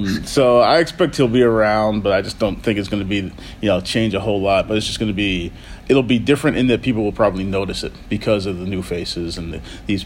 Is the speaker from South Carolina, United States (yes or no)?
no; Boston, Massachusetts, United States; growing up in New England and Boston